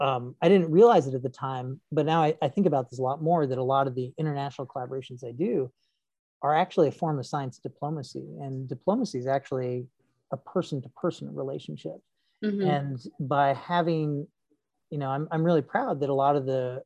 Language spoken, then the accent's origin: English; United States; I am an American citizen working in Chile